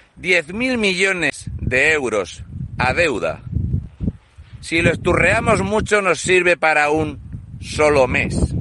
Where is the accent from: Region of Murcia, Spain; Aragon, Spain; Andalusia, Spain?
Region of Murcia, Spain; soy un murciano encabronado